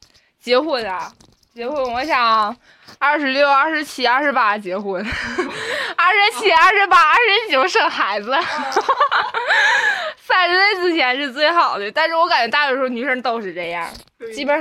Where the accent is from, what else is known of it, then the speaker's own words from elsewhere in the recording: Liaoning, China; accent: Northeastern; 我就是辽宁的，我就是东北的，怎么的？我就是有口音。